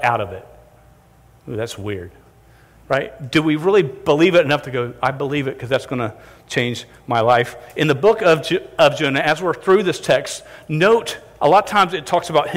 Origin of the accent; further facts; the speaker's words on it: St. Johns River, Florida, United States; I grew up on the St. John's River.